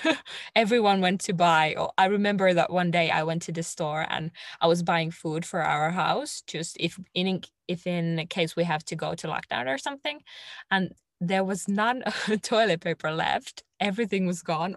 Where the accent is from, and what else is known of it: Finland; English is a second language